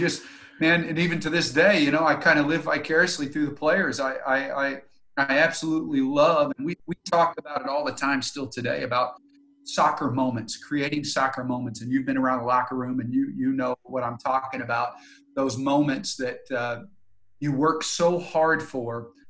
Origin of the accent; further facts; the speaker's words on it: Tulsa, Oklahoma, United States; I'm from Tulsa, and I had been away for about 8 years with college and coaching